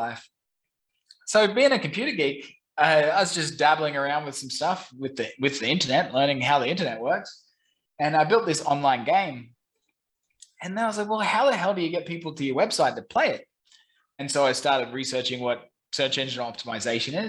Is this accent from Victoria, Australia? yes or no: no; Brisbane, Queensland, Australia; moved away as an adult; also born or lived in London / Saigon, Vietnam; now in Ho Chi Minh City, Vietnam; I'm originally from Brisbane, Australia